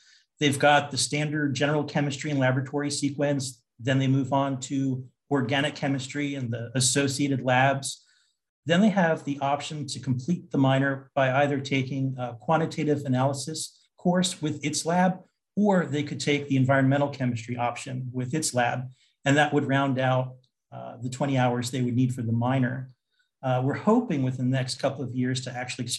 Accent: New Jersey, United States; I'm originally from New Jersey, and I went to college in New Jersey at Stockton College.

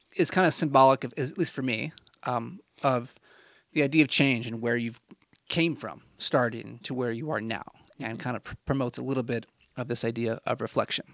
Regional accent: Illinois, United States; moved away as an adult; also born or lived in Indiana; this was my home for twenty s, well, if you don't include college, I don't know, twenty, twenty years or so

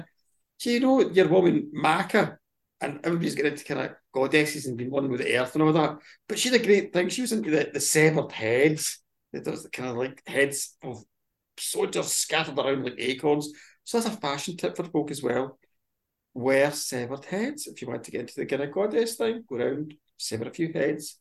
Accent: Glasgow, Scotland, United Kingdom; moved away; I'm also the Glaswegian guy who stands up in the Crane Bar

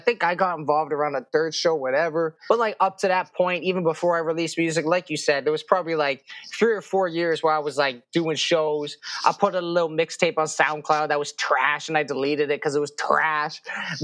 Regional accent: Jackson's Point, Ontario, Canada; also born or lived in Sutton, Ontario / Keswick, Ontario; I love the place I came from. I love the people there. I grew up there my whole life

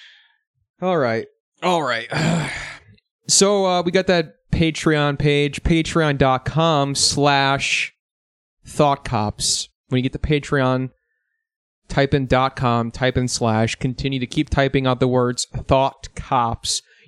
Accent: Chicago area, Illinois, United States; I'm from Chicago.

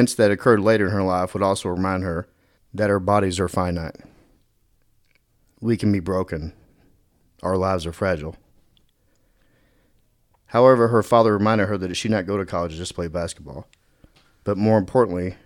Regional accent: Dallas, Texas, United States; I'm from Dallas

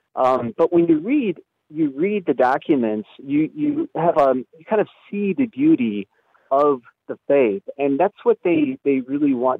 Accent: Chicago, Illinois, United States; I'm from from Chicago, and in the Archdiocese of Chicago

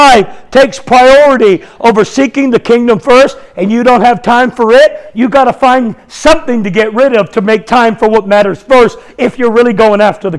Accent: United States; I grew up in America. I didn't grow up without knowledge of Christianity to some degree.

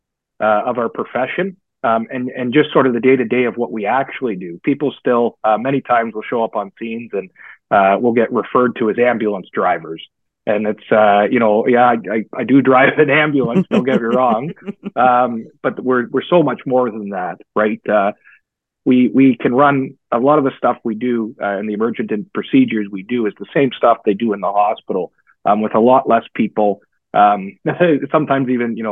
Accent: Guelph, Ontario, Canada; I grew up in Guelph. I was raised a Guelphite, and my family is all still there

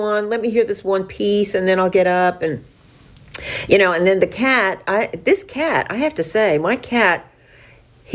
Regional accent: New Jersey, United States; moved away; I'm originally from New Jersey

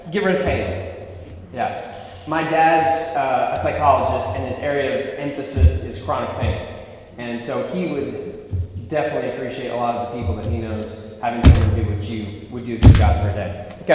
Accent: Philadelphia, Pennsylvania, United States; moved away; also born or lived in Ohio, United States; So I was born in West Philadelphia. That's where I was born and raised.

